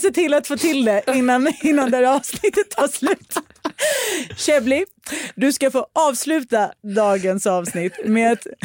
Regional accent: Sweden; som svensk sticker det här i ögonen och känns konstigt. Som finsk gjorde det också och det höll inte

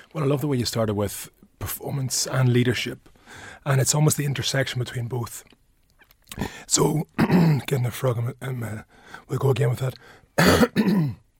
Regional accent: Armagh, Northern Ireland, United Kingdom; accent: northern; my northern accent

